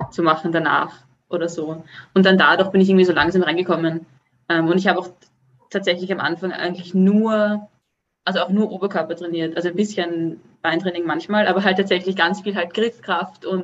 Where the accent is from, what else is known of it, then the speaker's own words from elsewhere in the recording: Vienna, Austria; now in Sweden; ich, ähm, ich komme eigentlich aus Wien und ähm, lebe jetzt aber schon seit zwei Jahren in Schweden, im ähm, Süden, im Süden von Schweden.